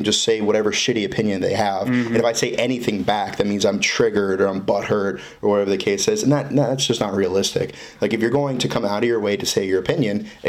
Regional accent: Florida, United States; growing up in Florida

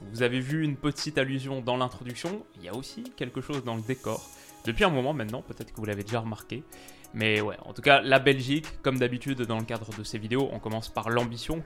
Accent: France; je suis français

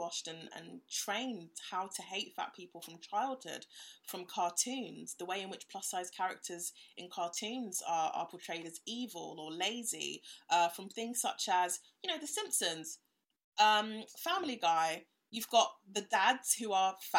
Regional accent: Ghana; now in United Kingdom; I'm from Ghana

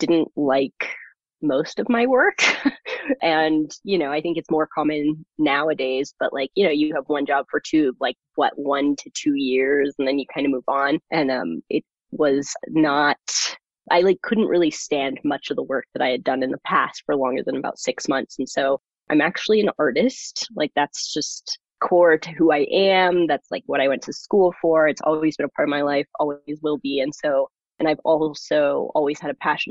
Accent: California, United States; born or raised there; first language German; English is a second language; moved away as an adult; also born or lived in Germany; now in Denver, United States

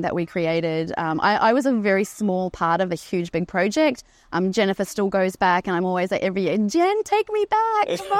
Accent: Queensland, Australia; I'm a Queenslander

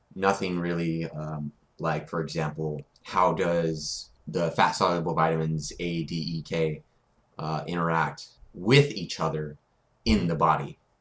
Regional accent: Corpus Christi, Texas, United States; A&M Corpus, my hometown

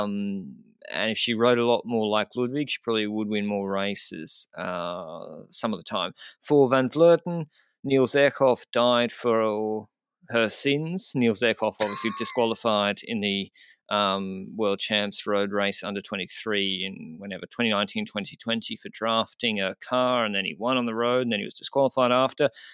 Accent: Australia; as an Australian

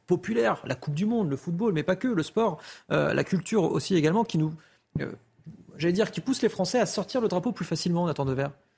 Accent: France; On est français

